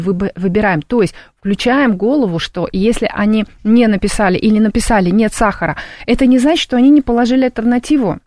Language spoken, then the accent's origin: Russian; Tashkent, Uzbekistan; moved away; я родилась в Ташкенте